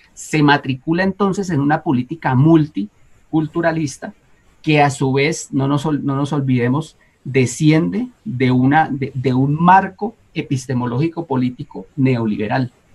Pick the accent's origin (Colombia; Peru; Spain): Colombia; Amazonia; moved away; en la Amazonía, en, mi tierra, mi, pueblo Uba